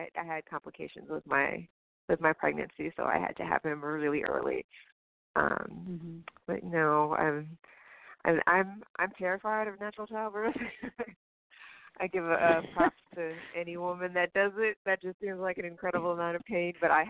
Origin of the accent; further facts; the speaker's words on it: the South, United States; I grew up in the South, so I can relate to a lot of Southern things.